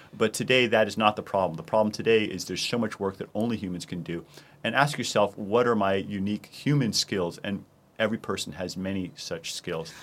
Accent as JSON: {"language": "English", "town": "Boston", "region": "Massachusetts", "country": "United States", "tie": "born or raised there", "said": "my hometown of Boston"}